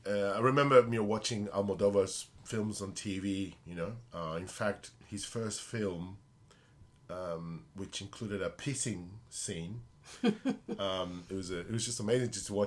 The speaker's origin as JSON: {"language": "English", "country": "Argentina", "tie": "born there", "also_born_or_lived": "Spain", "said": "I've been influenced a lot by rock and roll and Latin music because I was born in Argentina and lived in Spain."}